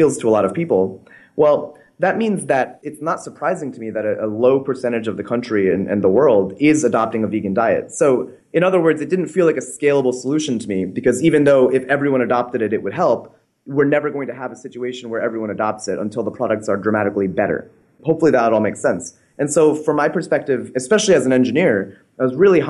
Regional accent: Connecticut, United States; I grew up in Connecticut as a fairly normal American kid

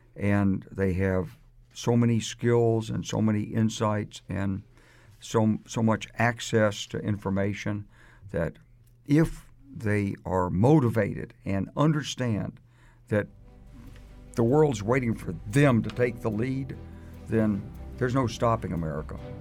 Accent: United States; I say this as an American who served this country

